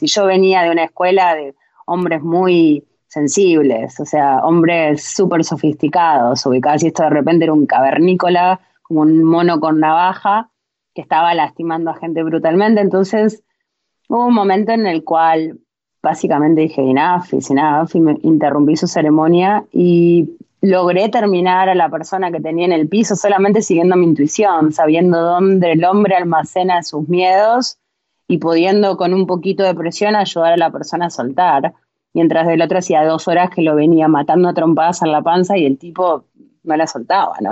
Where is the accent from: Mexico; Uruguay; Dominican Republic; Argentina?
Argentina; yo soy latina también, vengo de Argentina